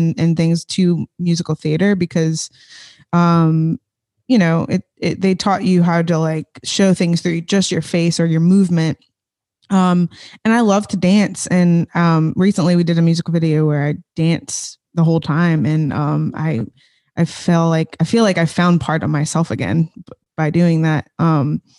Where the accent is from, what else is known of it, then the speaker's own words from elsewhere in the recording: Chalmette, Louisiana, United States; also born or lived in Covington; I'm from Chalmette